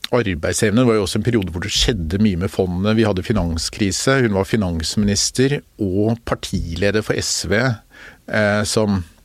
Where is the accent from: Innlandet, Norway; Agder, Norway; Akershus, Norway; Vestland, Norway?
Akershus, Norway; Bærum; also born or lived in Oslo; jeg vokste opp litt i Oslo og mest i Bærum